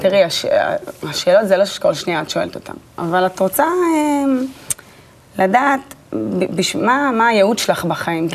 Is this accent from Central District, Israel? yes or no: yes; Netanya, Central District, Israel; נולדתי בנתניה, ליד הים